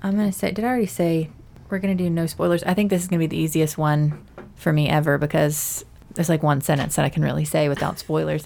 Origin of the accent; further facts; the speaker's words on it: Mississippi, United States; we grew up in Mississippi